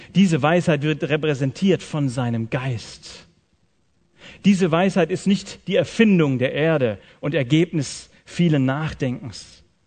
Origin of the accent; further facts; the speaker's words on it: Swabia, Germany; Ich komme aus dem Schwabenland